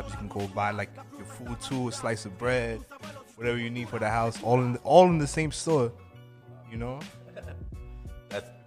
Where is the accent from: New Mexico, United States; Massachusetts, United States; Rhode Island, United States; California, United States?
California, United States; Los Angeles; So, like, I guess when I grew up in Los Angeles